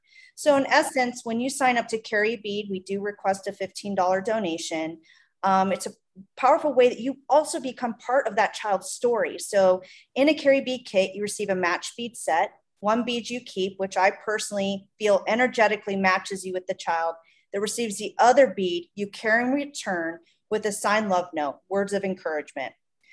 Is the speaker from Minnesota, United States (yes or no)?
yes; Minnesota, United States; accent: Midwest; now in Tucson, United States; I'm from Minnesota.